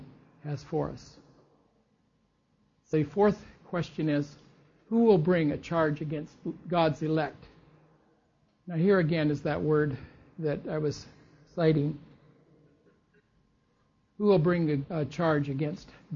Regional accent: United States; I'm an American

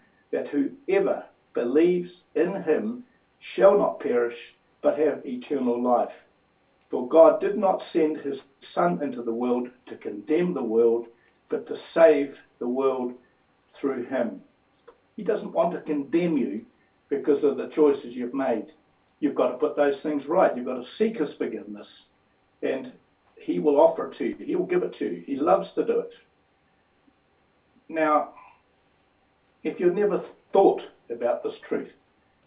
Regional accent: New Zealand; I am a New Zealander

